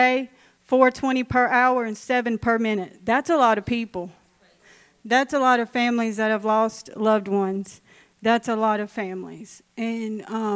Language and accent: English; Ashland, Louisiana, United States; now in Minden, United States; I'm from Ashland. Grew up in Ashland. Not far from here